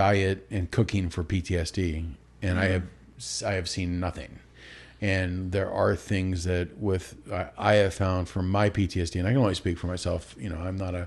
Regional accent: Alaska, United States; moved away as an adult; also born or lived in Utah; growing up in Alaska for the first 19 years of your life

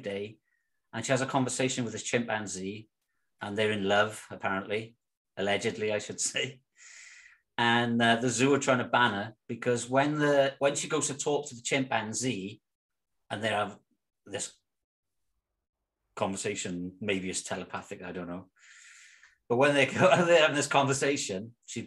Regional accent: Cwmbran, Wales, United Kingdom; moved away as an adult; now in Netherlands; we're both from Cwmbran, South Wales. But I've been living in Holland for the last third of my life

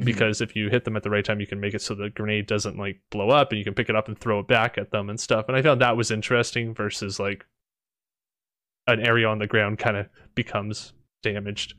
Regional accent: Canada; I'm Canadian

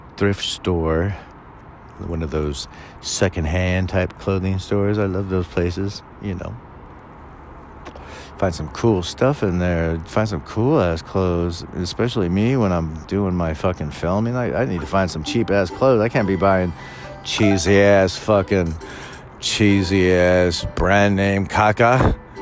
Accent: California, United States; I was born and raised Californian, so technically I say I'm a Californian

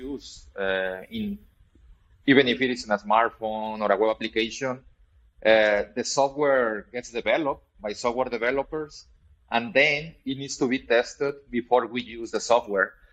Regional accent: Mexico; I'm originally from Mexico

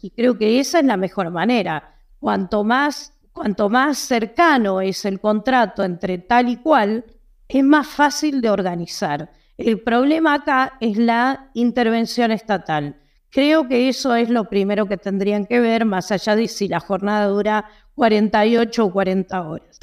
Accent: Argentina; Yo soy argentina

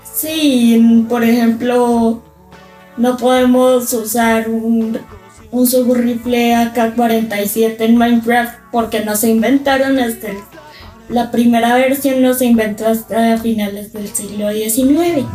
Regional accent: Colombia; now in Guatemala; me gusta más que digan que soy de la tierra de … que digan que soy de la tierra de Pablo Escobar

